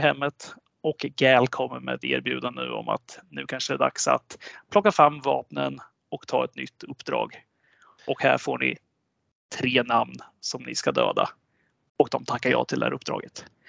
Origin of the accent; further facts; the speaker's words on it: Sweden; vi svenskar